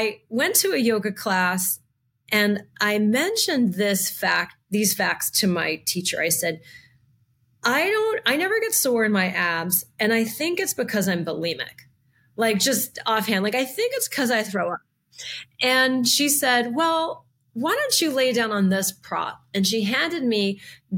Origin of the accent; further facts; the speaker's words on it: New Orleans, Louisiana, United States; moved away; I was originally from the South, from New Orleans